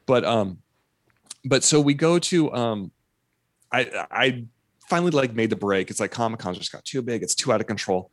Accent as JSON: {"language": "English", "town": "Fresno", "region": "California", "country": "United States", "tie": "born or raised there", "said": "I grew up in Fresno where, like, I went to school with kids whose parents were migrant farm workers."}